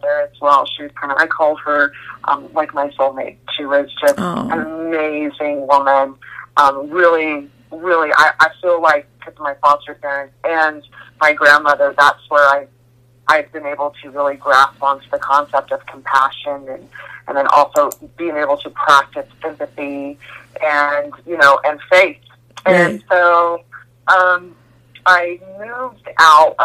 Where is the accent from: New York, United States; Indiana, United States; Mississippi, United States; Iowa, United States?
Indiana, United States; moved away as an adult; now in California, United States; I'm from Indiana